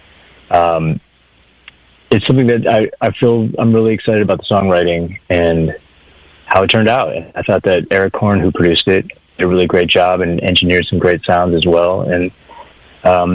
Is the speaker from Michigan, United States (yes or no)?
yes; a town outside of Detroit, Michigan, United States; moved away as an adult; now in Los Angeles, United States; I grew up in Michigan, in a town outside of Detroit, and moved to LA about 15 years ago